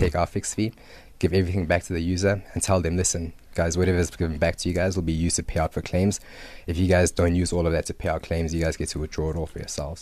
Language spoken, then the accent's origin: English; Johannesburg, Gauteng, South Africa; also born or lived in Zimbabwe / Cape Town; moved to South Africa in nineteen ninety-two